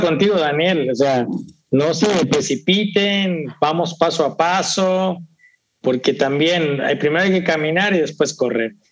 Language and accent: Spanish; Veracruz, Mexico; yo soy de Veracruzano